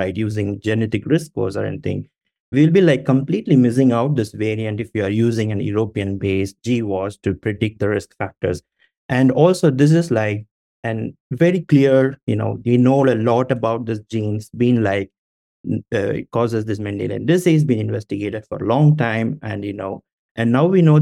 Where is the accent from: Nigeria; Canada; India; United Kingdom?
India; I'm from India